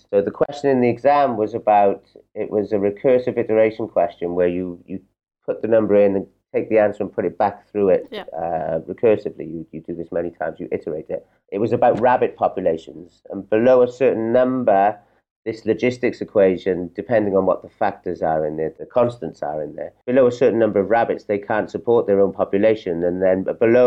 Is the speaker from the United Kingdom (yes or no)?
yes; Wales, United Kingdom; now in Portugal; I come from Wales.